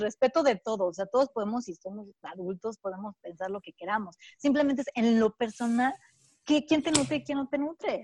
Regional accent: Mexico; nosotros que, somos como mexicanas

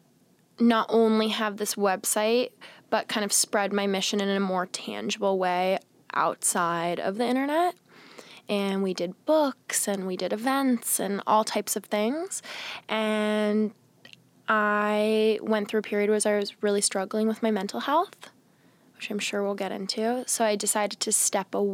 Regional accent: Seattle, Washington, United States; now in New York City, United States; I grew up in Seattle, like I said, in a house full of boys in a conservative Catholic family

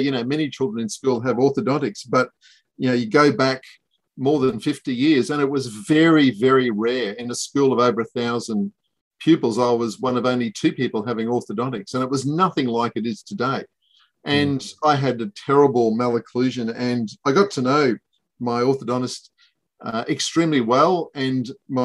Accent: Ayr, Queensland, Australia; moved away as an adult; also born or lived in Brisbane; I grew up in Ayr in North Queensland and then came down to UQ to do dentistry

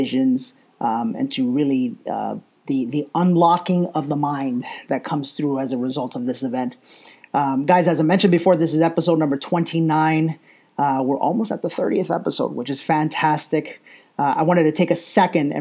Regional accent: New York City, New York, United States; moved away; New York City, my hometown

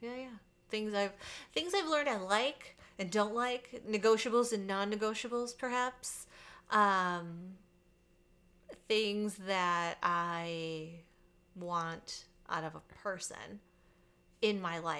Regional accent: Michigan, United States; now in Arizona, United States; my home state of Michigan.

